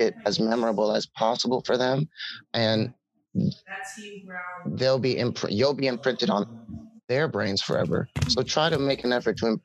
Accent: Wisconsin, United States; born or raised there

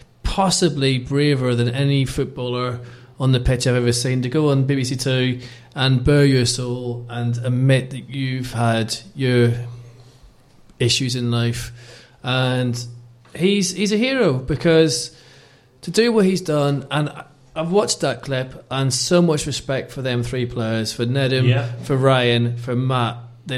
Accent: Belfast, Northern Ireland, United Kingdom; moved away; growing up in Belfast during the Troubles wasn't easy.

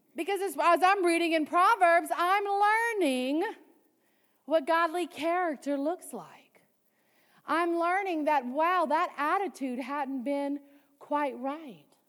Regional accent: Cajun, Louisiana, United States; I'm Cajun

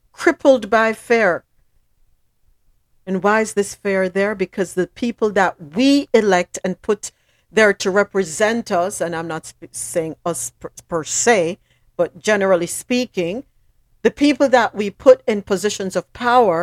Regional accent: Jamaica; moved away; I'm from the Caribbean. I'm from Jamaica

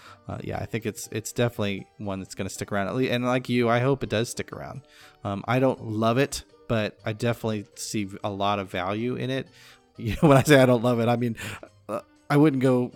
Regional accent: California, United States; growing up in California

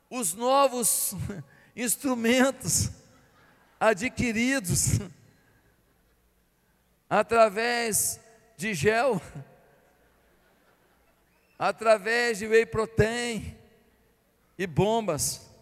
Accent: Barbacena, Minas Gerais, Brazil; born there; porque lá onde eu nasci em Barbacena não era.

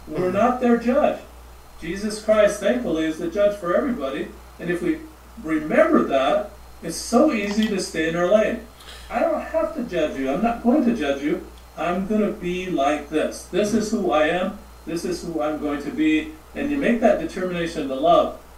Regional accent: Montana, United States; moved away; also born or lived in Charleston, South Carolina / Phoenix / California; I'm from Montana

